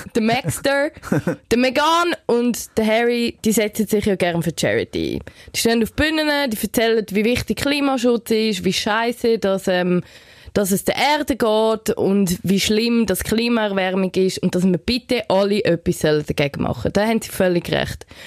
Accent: Switzerland; bei uns in der Schweiz

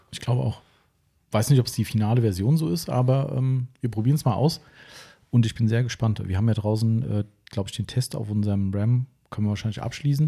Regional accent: Steinfischbach, Hesse, Germany; stand Fischbach hier, mein Heimatort hat 1100 ungefähr

